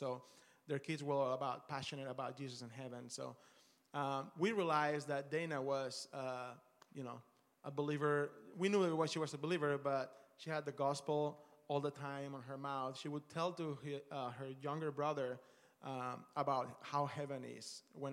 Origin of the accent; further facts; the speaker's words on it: Barcelona, Catalonia, Spain; moved away as an adult; also born or lived in Australia / Dallas, United States; we're originally from Barcelona. My wife and I met there my last year of med school